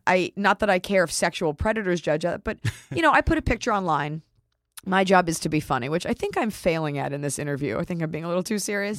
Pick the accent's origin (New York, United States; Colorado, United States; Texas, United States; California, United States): Texas, United States; Dallas